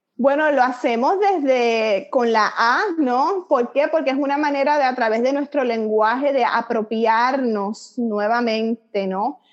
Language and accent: Spanish; Puerto Rico; moved away as an adult; now in Miami, United States; soy puertorriqueña, nacida y criada en la isla